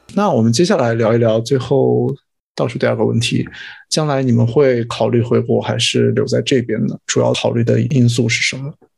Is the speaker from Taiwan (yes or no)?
no; China; moved away as an adult; now in Toronto, Canada; 如果在国内只能找一个，尤其是像我们如果要回去，我们家会比较小城市一点，然后回到老家，就可能没有那么好的工作机会。